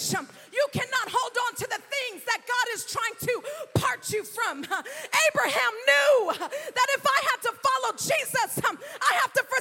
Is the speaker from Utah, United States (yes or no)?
no; California, United States; now in Florida, United States; I come from California, hundreds and hundreds, probably thousands of miles, definitely thousands of miles from Florida.